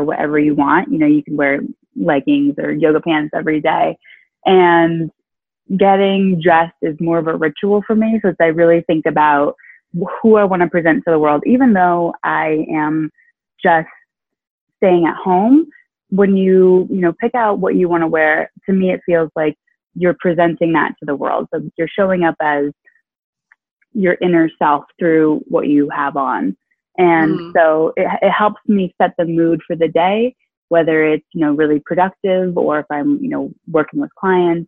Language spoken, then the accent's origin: English; Clarendon Springs, Vermont, United States; I grew up in a really small town called Clarendon Springs in mid-Vermont.